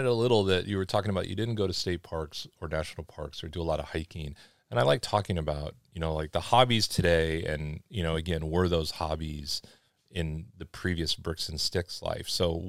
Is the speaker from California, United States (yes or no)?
yes; Los Angeles, California, United States; but like even me growing up in Los Angeles